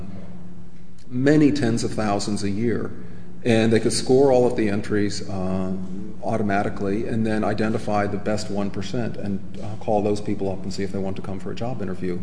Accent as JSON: {"language": "English", "country": "United States", "said": "as an American"}